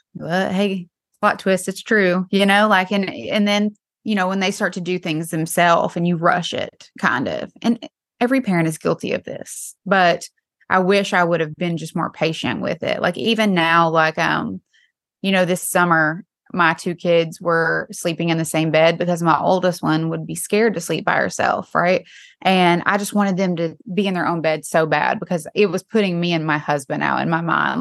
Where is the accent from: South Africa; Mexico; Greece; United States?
United States; East Tennessee; now in Nashville, United States; I'm from East Tennessee.